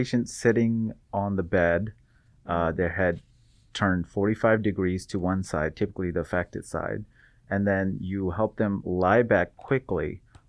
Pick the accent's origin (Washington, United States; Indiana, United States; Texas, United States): Washington, United States; Seattle; now in Bakersfield, United States; Originally, I'm from Seattle. Came to Bakersfield at the start of my third year.